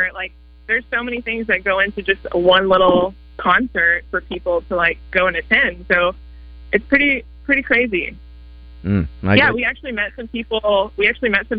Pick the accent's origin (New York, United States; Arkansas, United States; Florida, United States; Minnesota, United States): Arkansas, United States; Bentonville; we're actually from Bentonville